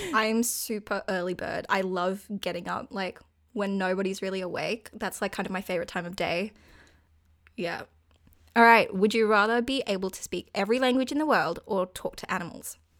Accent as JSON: {"language": "English", "country": "Australia", "said": "I'm actually Australian and live on the east coast of Australia"}